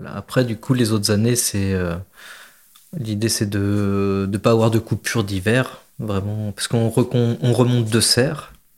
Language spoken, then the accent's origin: French; Berry, between Bourges and Sancerre, Centre-Val de Loire, France; also born or lived in Marseille; now in Réquista, France; je suis originaire du Berry, entre Bourges et Sancerre